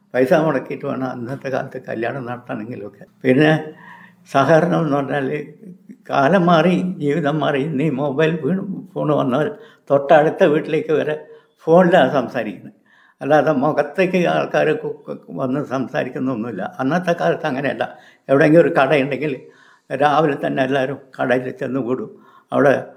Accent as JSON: {"language": "Malayalam", "area": "Wayanad", "region": "Kerala", "country": "India", "tie": "born or raised there", "said": "ഞാൻ ആയിരത്തി തൊള്ളായിരത്തി നാൽപ്പത്തേഴിൽ ജനിച്ചു ഞാൻ വയനാട് സ്വദേശിയാണ് മറ്റുള്ള സ്ഥലങ്ങളിലൊന്നും ഞാൻ പോയിട്ട് ഇല്ല"}